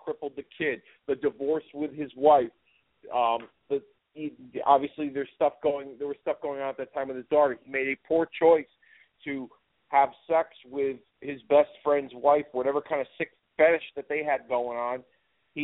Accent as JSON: {"language": "English", "country": "United States", "said": "myself, as an American"}